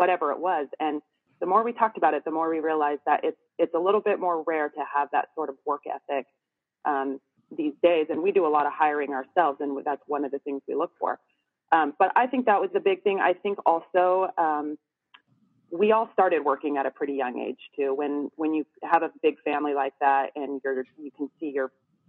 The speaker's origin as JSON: {"language": "English", "area": "the Northwest", "region": "Pacific Northwest", "country": "United States", "said": "I'm from the Northwest."}